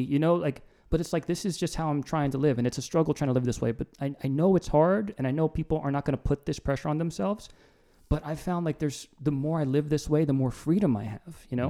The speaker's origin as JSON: {"language": "English", "region": "New Jersey", "country": "United States", "said": "I'm from Jersey."}